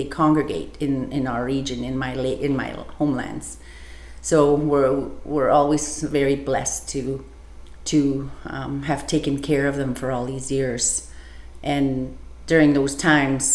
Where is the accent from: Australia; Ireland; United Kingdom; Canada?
Canada; Old Crow, Yukon; I'm from Northern Canada in a community called Old Crow, Yukon